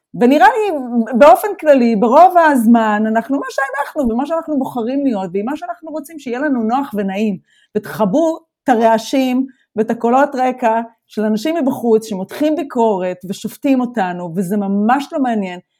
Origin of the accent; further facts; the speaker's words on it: Israel; accent: Israeli; moved away as an adult; now in Germany; זה המבטא שלי, המבטא שלי הוא ישראלי